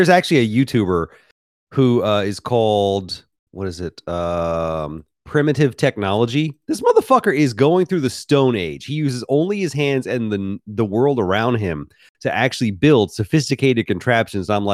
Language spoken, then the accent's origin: English; Memphis, Tennessee, United States; also born or lived in Mississippi; I grew up in Memphis, Tennessee, spent a lot of time in Mississippi